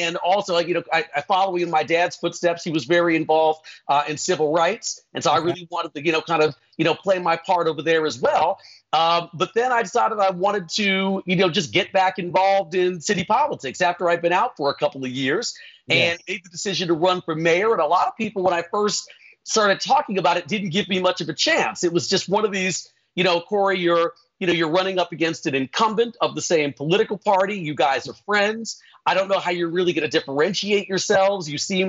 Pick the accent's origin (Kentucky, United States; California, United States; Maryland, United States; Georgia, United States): Georgia, United States; Atlanta; born there; So I was born in Atlanta, Georgia, but I mostly grew up